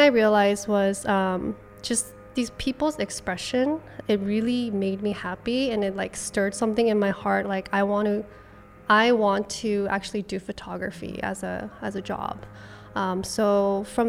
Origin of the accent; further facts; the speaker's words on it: Los Angeles, California, United States; moved away as an adult; now in Seattle, United States; I'm actually from Los Angeles, but I moved to Seattle last year, November